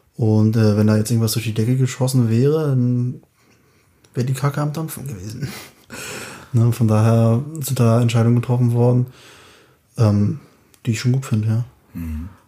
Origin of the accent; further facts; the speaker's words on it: Anklam, Mecklenburg-Vorpommern, Germany; moved away; bin ja aus Anklam, da sind wir ein bisschen hin und her gezogen, hier